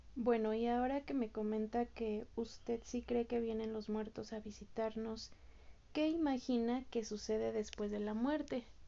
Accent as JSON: {"language": "Spanish", "country": "Mexico", "said": "como mexicanos"}